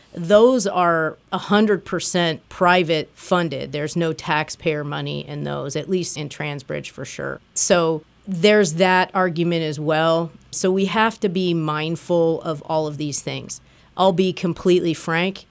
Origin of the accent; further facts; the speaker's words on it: Springfield, Illinois, United States; now in Lehigh Valley, United States; I grew up in Springfield, Illinois, and the Amtrak train went through my hometown.